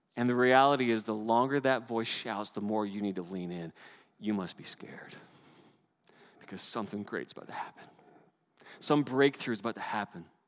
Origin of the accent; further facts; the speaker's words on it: Canada; As a Canadian